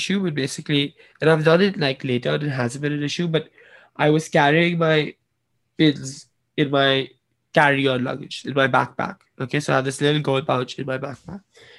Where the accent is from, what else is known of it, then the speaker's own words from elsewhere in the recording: Washington, District of Columbia, United States; born there; I was born in Washington, D.C., so I'm a U.S. citizen.